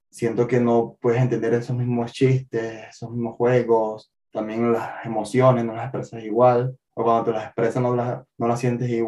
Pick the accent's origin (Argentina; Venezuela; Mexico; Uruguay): Venezuela; moved away as an adult; now in Sweden; como ya se dijo. Eh, soy de Venezuela. Actualmente tengo dos años viviendo en Suecia.